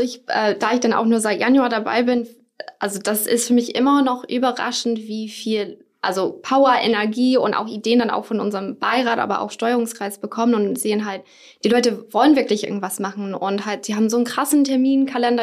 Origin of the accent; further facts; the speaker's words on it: United States; now in Germany; komme ursprünglich aus den USA